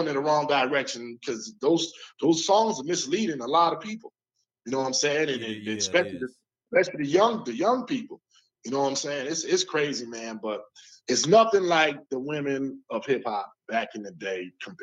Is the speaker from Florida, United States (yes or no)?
no; Newburgh, New York, United States; hometown, Newburgh.